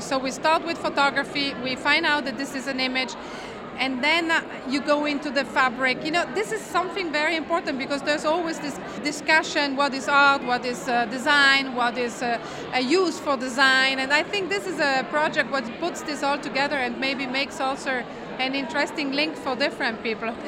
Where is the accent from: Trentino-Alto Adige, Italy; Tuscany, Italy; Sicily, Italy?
Trentino-Alto Adige, Italy; Merano; in Merano, in my hometown, the connection is not so good